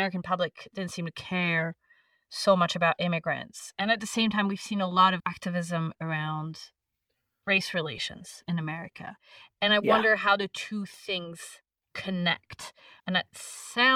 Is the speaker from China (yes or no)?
no; France; first language French; English is a second language; also born or lived in Montclair, New Jersey; I'm French, and I first came to the US as an exchange student when I was 17 years old